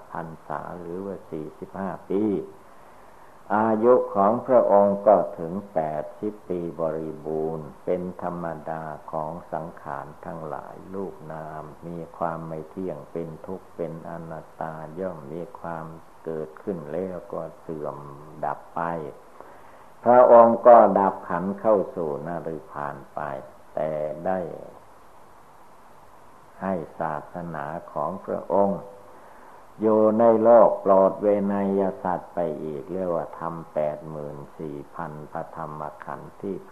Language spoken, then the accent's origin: Thai; Thailand; born there; เราทุกคนก็ได้เกิดมาในประเทศชาติบ้านเมืองไทย นับว่าเป็นคนมีบุญวาสนาพอสมควร